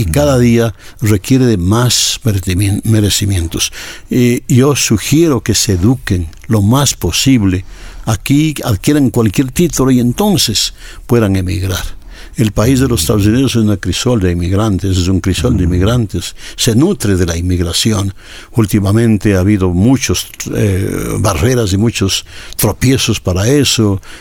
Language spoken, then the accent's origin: Spanish; Cayambe, Pichincha, Ecuador; moved away as an adult; also born or lived in United States; now in Los Angeles, United States; yo sigo siendo un cayambeño, yo sigo siendo un ecuatoriano, yo siendo un, hijo de Pichincha